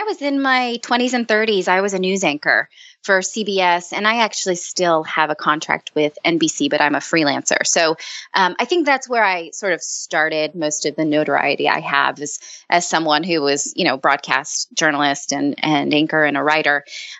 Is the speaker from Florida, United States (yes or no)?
no; California, United States; moved away as an adult; now in New York area, United States; I'm a Californian, but I'm raising my kids in the New York area.